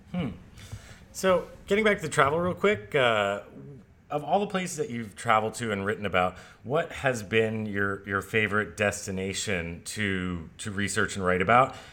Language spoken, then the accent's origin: English; Hawaii, United States; now in Bangkok, Thailand; I'm from Hawaii